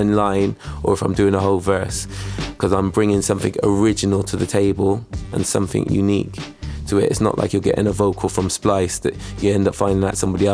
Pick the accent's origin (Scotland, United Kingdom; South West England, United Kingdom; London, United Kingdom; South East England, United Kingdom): South West England, United Kingdom; Bristol; also born or lived in Gloucester; when we was growing up in Bristol